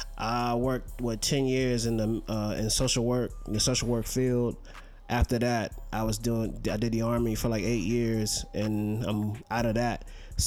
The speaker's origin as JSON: {"language": "English", "town": "Richmond", "region": "Virginia", "country": "United States", "tie": "born or raised there", "also_born_or_lived": "Belgium / Seattle, Washington / Petersburg, Virginia", "said": "me and my mom lived in Seattle till about 1991, and then we moved to Richmond, VA. Petersburg, VA, technically. We moved there, but I've been back and forth from Richmond like my whole life."}